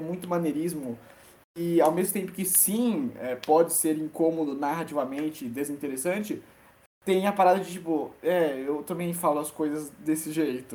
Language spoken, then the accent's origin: Portuguese; São Paulo, Brazil; Eu sou paulista